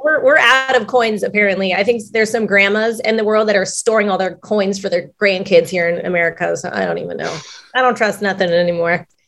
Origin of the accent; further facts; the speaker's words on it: Long Beach, California, United States; I am from Long Beach, the LBC